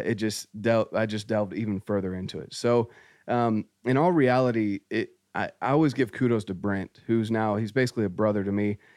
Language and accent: English; North Carolina, United States; moved away; I grew up in Scouts, I, I got my Eagle Scout, my dad was very active in scouting, um, we did a lot of camping, hiking, and, uh, this was in North Carolina